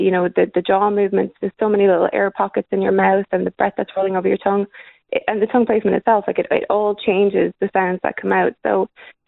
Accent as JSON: {"language": "English", "country": "Ireland", "said": "I'm Irish"}